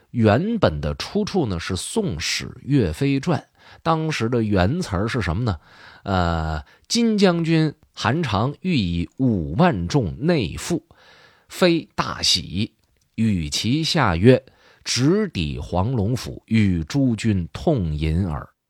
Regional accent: Changchun, Jilin, China; 我们长春人

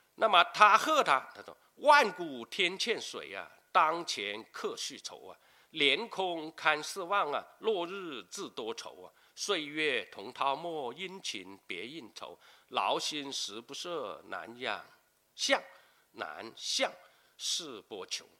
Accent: Guangdong, China; 我们广东人

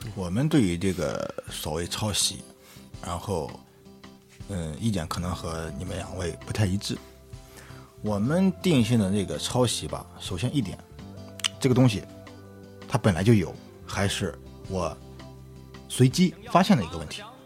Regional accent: Qingdao, Shandong, China; 我是青岛的

